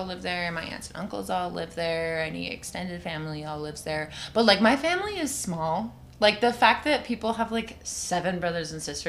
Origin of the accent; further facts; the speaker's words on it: Utah, United States; also born or lived in Alabama; So I was actually born in Alabama. Okay. Moved here when I was 8 and I've been here ever since. So I grew up in Utah.